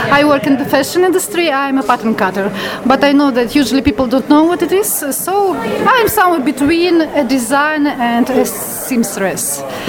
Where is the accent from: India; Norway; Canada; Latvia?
Latvia; English is a second language; now in London, United Kingdom; I'm from Latvia.